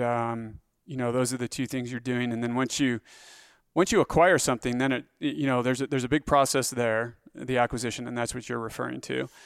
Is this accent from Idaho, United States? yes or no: yes; Grace, Idaho, United States; also born or lived in Pocatello, Idaho; born in Pocatello, Idaho